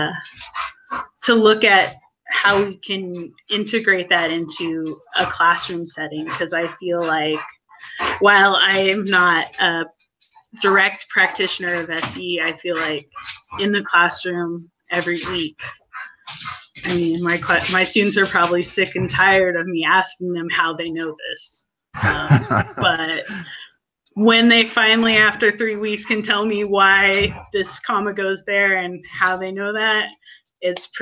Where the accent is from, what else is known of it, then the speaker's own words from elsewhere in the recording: Pacific Northwest, United States; moved away; I am originally from the Pacific Northwest